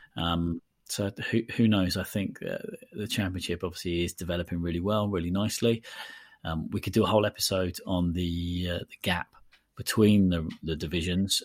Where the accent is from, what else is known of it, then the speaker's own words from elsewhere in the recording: Portsmouth, South East England, United Kingdom; My hometown club, Portsmouth